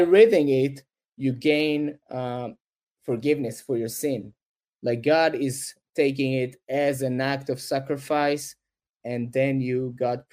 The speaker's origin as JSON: {"language": "English", "town": "Kiryat Gat", "region": "Southern District", "country": "Israel", "tie": "born or raised there", "also_born_or_lived": "Jerusalem", "moved": "as an adult", "said": "my hometown in Kiryat Gat"}